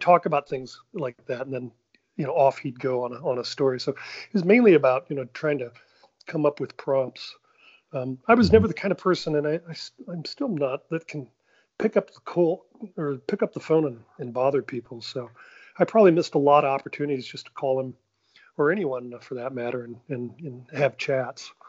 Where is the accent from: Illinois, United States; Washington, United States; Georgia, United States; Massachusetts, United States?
Illinois, United States; Normal; I grew up in Normal, Illinois